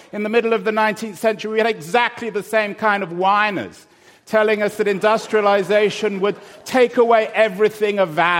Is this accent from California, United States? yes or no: yes; Silicon Valley, California, United States; I'm from Silicon Valley